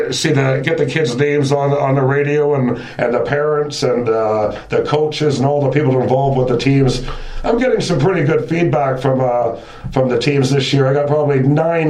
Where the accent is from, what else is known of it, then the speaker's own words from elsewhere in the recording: Mississauga, Ontario, Canada; now in Wasaga Beach, Canada; I'm originally from Mississauga, and I came up to the Wasaga Beach area back in the early 70s.